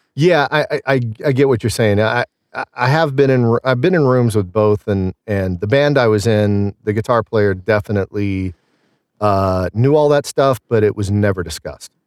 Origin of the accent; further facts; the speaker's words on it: Southern Illinois, United States; accent: Southern; moved away as an adult; also born or lived in Scottsdale, Arizona / Pittsburgh; I grew up in Illinois